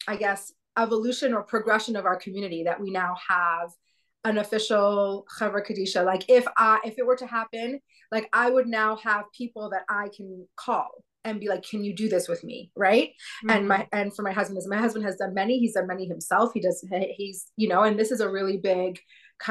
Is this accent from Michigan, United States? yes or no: no; San Antonio, Texas, United States; now in Bozeman, United States; I grew up in San Antonio, Texas.